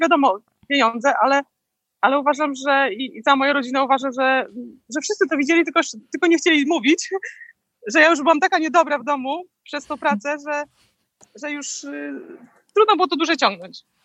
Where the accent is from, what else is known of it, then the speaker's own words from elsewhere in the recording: Poland; now in Florida, United States; ja z Polski